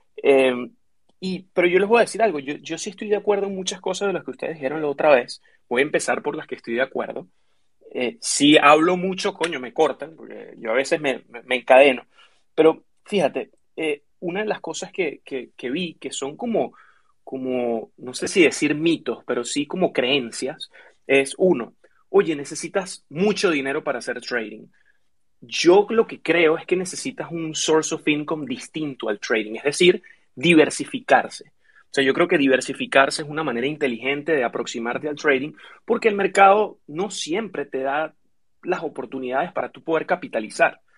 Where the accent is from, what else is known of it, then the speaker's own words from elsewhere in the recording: Venezuela; moved away as an adult; now in United States; yo soy originalmente de Venezuela, vivo hace cinco años en Estados Unidos